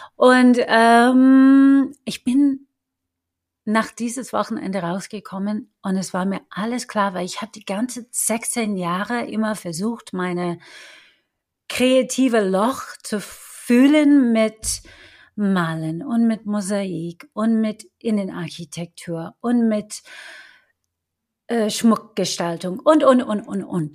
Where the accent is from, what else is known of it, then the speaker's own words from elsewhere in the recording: Detroit, Michigan, United States; German is a second language; also born or lived in Chicago / London / Rome; now in Germany; Ich bin in Detroit geboren und aufgewachsen